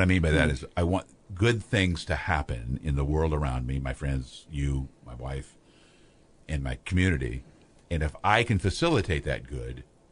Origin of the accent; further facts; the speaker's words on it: Pekin, Illinois, United States; I grew up in Pekin, so I have a lot of friends I know around here